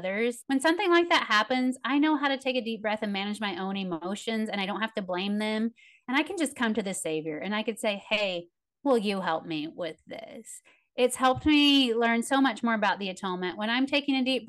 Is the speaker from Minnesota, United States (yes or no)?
no; Tennessee, United States; I'm from Tennessee.